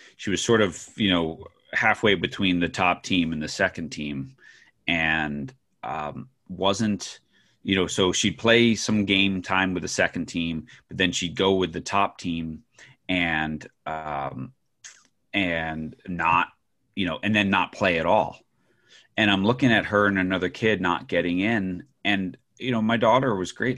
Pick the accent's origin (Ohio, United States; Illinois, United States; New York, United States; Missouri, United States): New York, United States; I grew up in New York